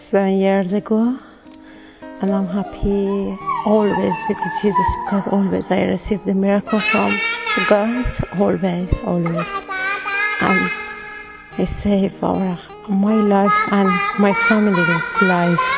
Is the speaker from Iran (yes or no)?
yes; Iran; I come from Iran.